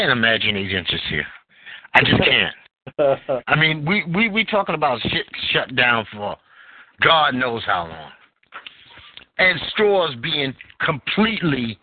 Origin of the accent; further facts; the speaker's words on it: New York City, New York, United States; also born or lived in Utah; I grew up in New York, Bed-Stuy.